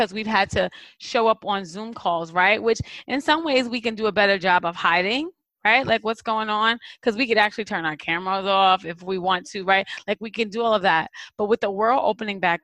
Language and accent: English; New York City, New York, United States; as a New Yorker